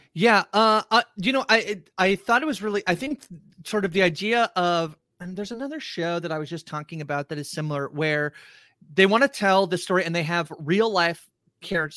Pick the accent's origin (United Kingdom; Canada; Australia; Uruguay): Canada; we're Canadian